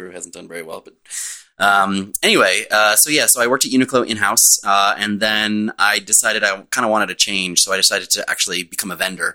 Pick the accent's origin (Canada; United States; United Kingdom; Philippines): United States; Chappaqua, New York; moved away as an adult; also born or lived in Tokyo, Japan; now in New York, United States; I am from the northern burbs. So Westchester County